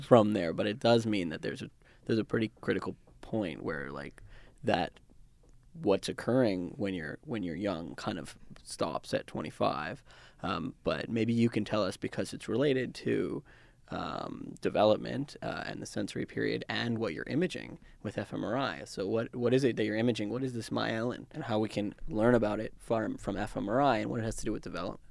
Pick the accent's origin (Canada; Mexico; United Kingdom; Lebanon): Canada; also born or lived in Vancouver; I grew up in Canada. I'm used to North American culture